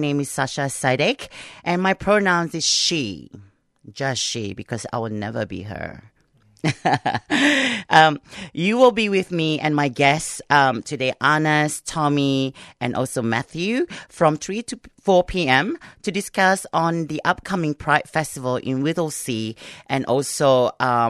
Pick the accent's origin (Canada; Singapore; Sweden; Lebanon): Singapore; now in Australia; I'm from Singapore, so during Ramadan, we have like a big bazaar